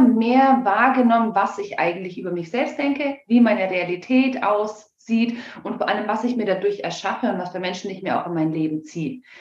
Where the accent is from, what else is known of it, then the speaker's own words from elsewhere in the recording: Germany; bei uns in Deutschland